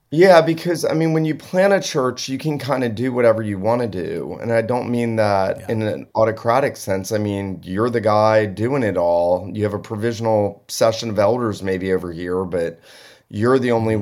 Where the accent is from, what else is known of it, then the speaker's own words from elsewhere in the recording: Southeast Georgia, United States; where I grew up in Southeast Georgia